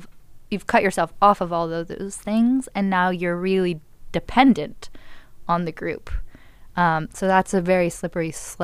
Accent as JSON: {"language": "English", "town": "Malibu", "region": "California", "country": "United States", "tie": "born or raised there", "said": "I grew up in Los Angeles, in Malibu specifically, and I went to Malibu High"}